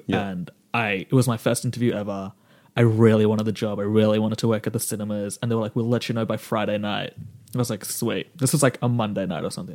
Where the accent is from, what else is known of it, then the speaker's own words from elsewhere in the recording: Dandenong, Victoria, Australia; also born or lived in Melbourne, Australia; I grew up in Dandenong